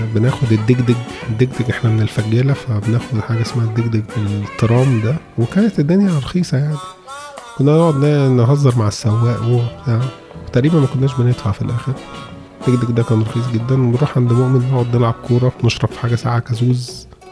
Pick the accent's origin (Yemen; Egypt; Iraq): Egypt; Cairo, Cairo Governorate; now in Melbourne, Australia; أنا عايش في ملبون في أستراليا بس أنا مصري أصيل جدا